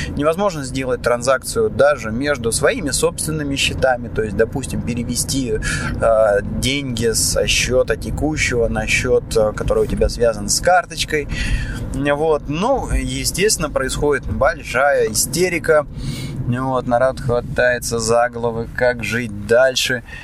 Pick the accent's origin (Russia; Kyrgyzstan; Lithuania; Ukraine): Russia; Moscow; now in Cyprus